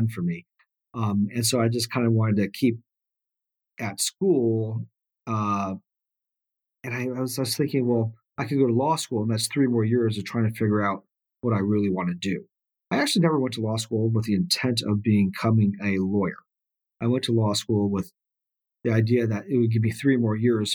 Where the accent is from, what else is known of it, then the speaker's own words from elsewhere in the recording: Laguna Hills, California, United States; also born or lived in South Korea / Huntington Beach, California; I was born in South Korea, but came out here with my parents when I was just a kid. Grew up in Orange County, California, in an area called Laguna Hills, and then eventually Huntington Beach.